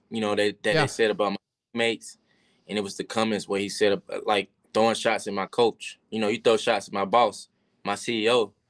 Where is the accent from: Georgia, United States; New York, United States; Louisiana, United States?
Georgia, United States; I had a lot of family there. I'm from Georgia. So Georgia was a big game for me